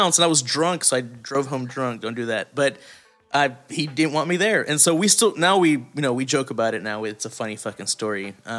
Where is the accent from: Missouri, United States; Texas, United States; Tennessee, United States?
Texas, United States; East; born or raised there